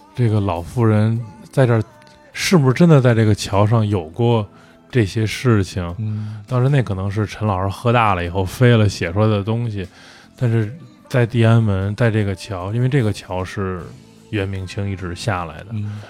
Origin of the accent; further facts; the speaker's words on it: northern China, China; now in Beijing, China; 我作为北方人